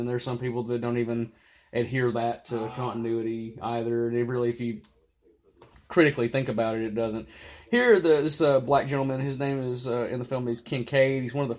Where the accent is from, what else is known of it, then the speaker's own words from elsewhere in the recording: Mexico; I don't know how street cred works. I'm from Mexico.